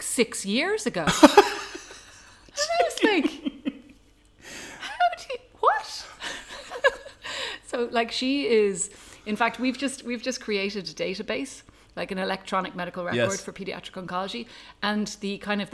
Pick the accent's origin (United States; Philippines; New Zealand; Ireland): Ireland; moved away as an adult; now in Tanzania; I am an Irish paediatric oncologist who has lived in Tanzania for the last 12 years.